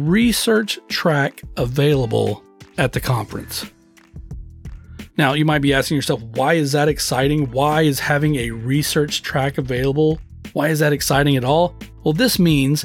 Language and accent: English; Texas, United States; I was born and raised in Texas.